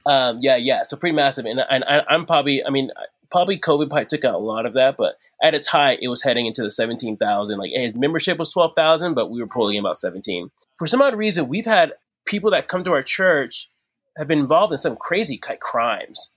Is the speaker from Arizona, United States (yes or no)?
yes; Arizona, United States; I'm from Arizona.